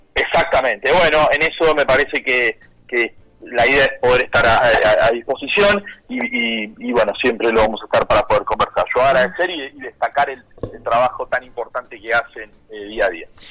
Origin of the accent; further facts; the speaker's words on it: Lomas de Zamora, Buenos Aires Province, Argentina; yo soy de Lomas de Zamora